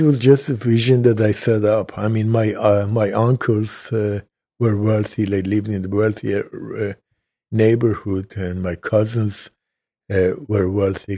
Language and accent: English; Tehran, Tehran Province, Iran; also born or lived in Kashan, Iran; now in United States; I was born in Kashan, Iran